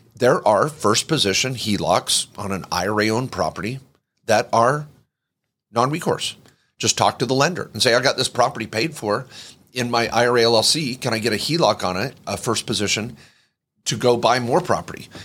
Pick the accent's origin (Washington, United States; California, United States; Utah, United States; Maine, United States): Washington, United States; I grew up in the Northwest